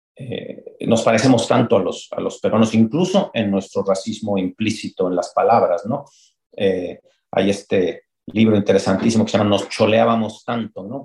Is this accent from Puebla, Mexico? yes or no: yes; Puebla, Mexico; now in Mexico City, Mexico; yo vengo de Puebla, que es una ciudad provinciana en todos sentidos